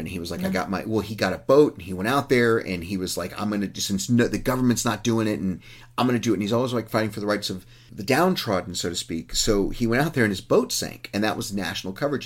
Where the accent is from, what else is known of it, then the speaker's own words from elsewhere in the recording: Uvalde, Texas, United States; it was my hometown